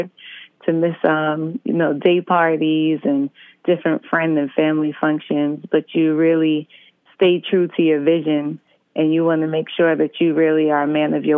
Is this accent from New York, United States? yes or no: yes; New York City, New York, United States; also born or lived in Brooklyn, New York; I'm calling in from Brooklyn, originally hailing from Queens